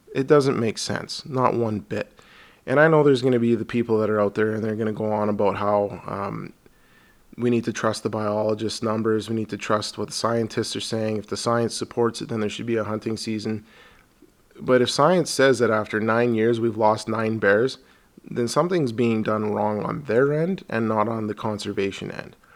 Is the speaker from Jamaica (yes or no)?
no; Alberta, Canada; I'm from Alberta here